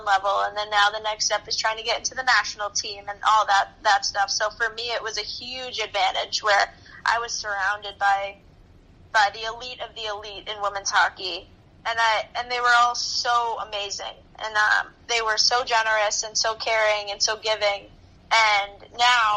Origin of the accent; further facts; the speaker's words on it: Reading, Massachusetts, United States; my hometown high school, they didn't allow that. And I was ready to take that next jump in hockey, so I decided to leave Reading